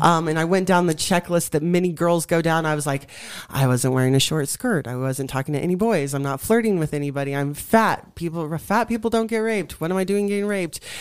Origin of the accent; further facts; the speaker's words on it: Colorado, United States; I was born and raised in Colorado